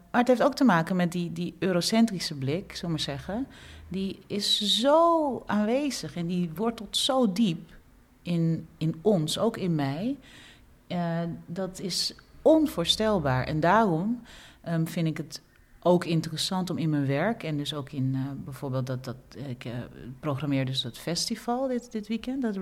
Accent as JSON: {"language": "Dutch", "country": "Suriname", "said": "als Surinamer nadenken, heb ik ook zulke automatismes in me? Ja, dat heb ik ook. Als een andere Surinamer op mij afstapt"}